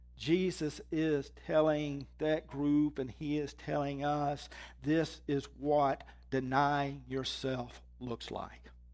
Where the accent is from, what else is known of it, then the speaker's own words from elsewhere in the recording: Mississippi, United States; moved away as an adult; I was born in Mississippi.